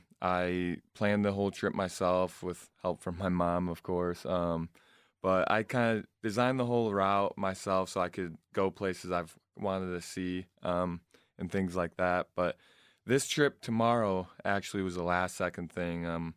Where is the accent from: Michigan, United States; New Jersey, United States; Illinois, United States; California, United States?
Michigan, United States; Flushing; also born or lived in South Carolina; I'm from Flushing, Michigan. I graduated there. My family currently lives in South Carolina right now, though.